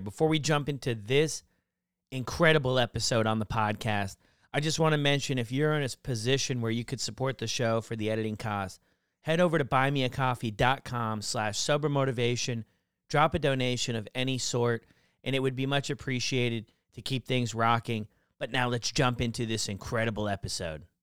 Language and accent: English; United States; where I grew up in the States